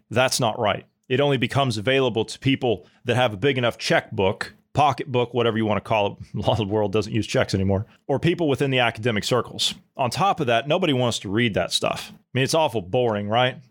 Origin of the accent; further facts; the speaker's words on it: United States; as an American